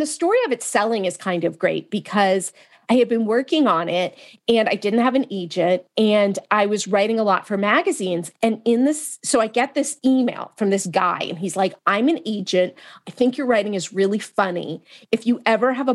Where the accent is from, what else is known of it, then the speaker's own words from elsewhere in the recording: Marin County, Northern California, United States; I'm from Marin County in Northern California